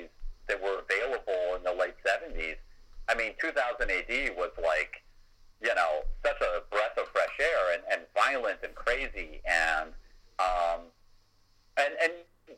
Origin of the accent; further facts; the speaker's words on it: United States; you and I grew up in America and a Britain